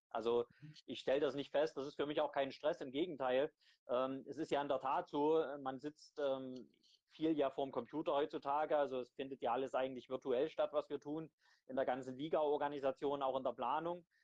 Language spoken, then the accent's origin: German; Crimmitschau, Saxony, Germany; ich komme ja aus Grimmitschau, ein Standort, der, der auch ja, viel, viel Kämpfe ausfechten äh, muss während der Saison